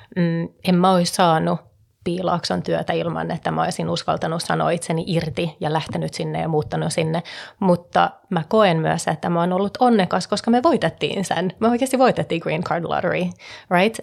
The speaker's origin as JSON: {"language": "Finnish", "town": "Stockholm", "region": "Stockholm County", "country": "Sweden", "tie": "born or raised there", "also_born_or_lived": "Finland / California / Hong Kong", "moved": "yes", "said": "syntynyt Suomessa ja kasvanut Tukholmassa"}